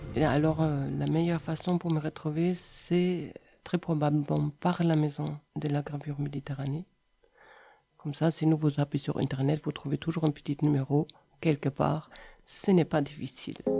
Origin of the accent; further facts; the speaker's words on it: between Cologne and Düsseldorf, North Rhine-Westphalia, Germany; French is a second language; moved away as an adult; also born or lived in Brussels, Belgium; now in Montpellier, France; Je viens d'Allemagne, entre Cologne et Düsseldorf